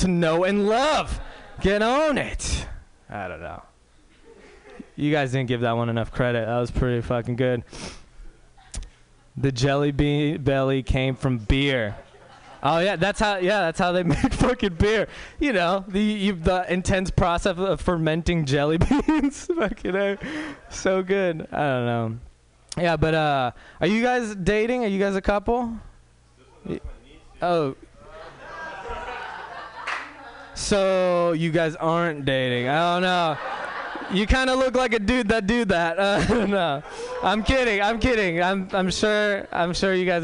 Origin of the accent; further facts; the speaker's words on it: Walnut Creek, California, United States; I'm pretty much a white dude from Walnut Creek